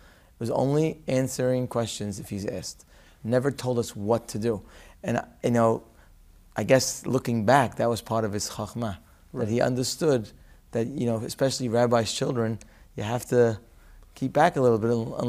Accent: Syria; I was born in Syria.

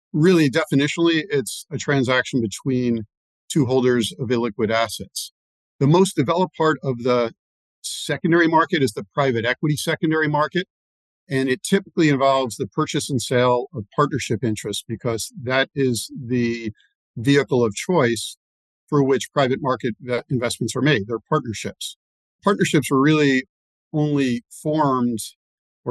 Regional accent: New York City, New York, United States; growing up on the Upper East Side of New York

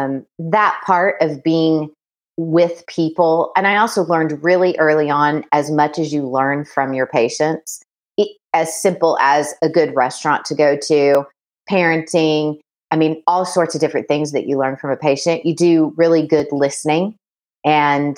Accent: Oklahoma, United States; also born or lived in Kansas; I'm from Oklahoma.

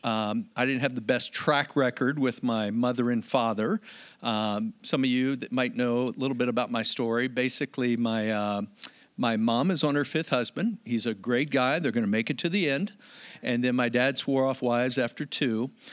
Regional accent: United States; now in San Diego, United States; as an American

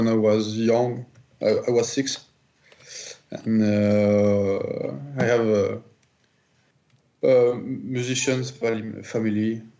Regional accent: Toulouse, Occitania, France; English is a second language; now in Paris, France; I'm from Toulouse

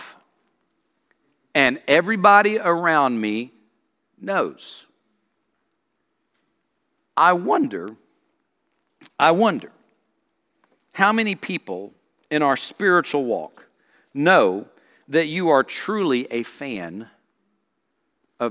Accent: South Carolina, United States; I grew up in South Carolina

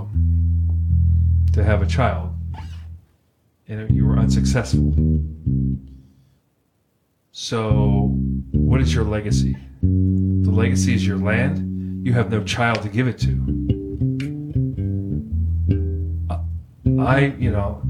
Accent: Pittsburgh, Pennsylvania, United States; Born and raised in Pittsburgh

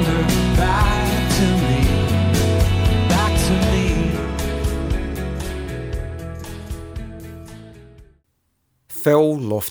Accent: Scotland, United Kingdom; accent: Scottish; now in Vancouver, Canada; when I was growing up in Scotland, I was a West Ham fan

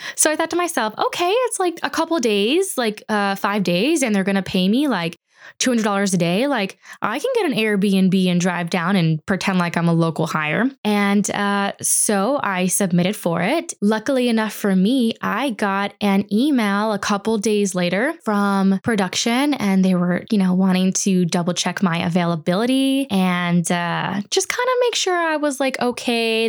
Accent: United States; I'm just American

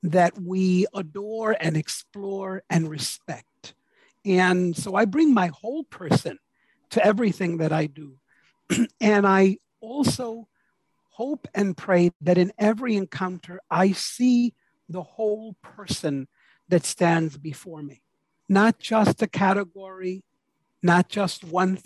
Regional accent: New York City, New York, United States; I was born to a proud Puerto Rican woman. I was raised in New York City

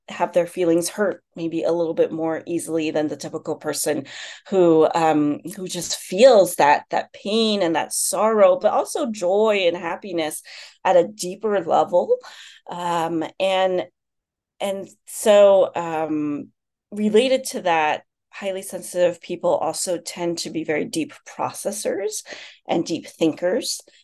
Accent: United States; also born or lived in China; I'm Chinese American, but China was still very much a foreign country for me

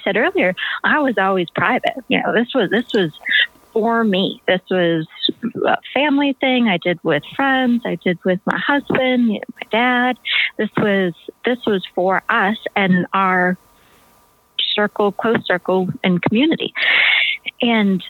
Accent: Maine, United States; moved away as an adult; also born or lived in Africa; growing up in Maine

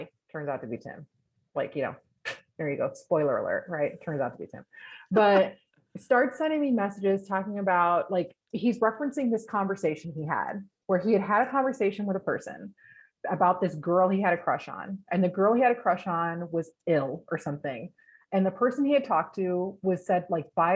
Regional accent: England, United Kingdom; also born or lived in California / Wisconsin / Texas; now in United States; I grew up in England, went to California

